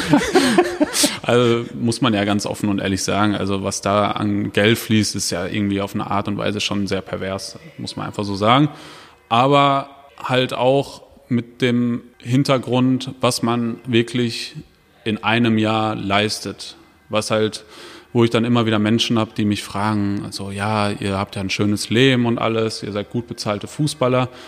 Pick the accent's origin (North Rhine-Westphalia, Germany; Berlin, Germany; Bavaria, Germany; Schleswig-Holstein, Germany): North Rhine-Westphalia, Germany; Dortmund; gebürtiger Dortmunder.